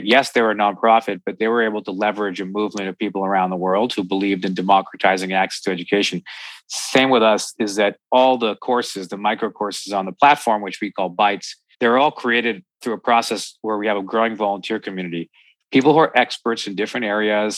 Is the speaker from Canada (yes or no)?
yes; Canada; I'm Canadian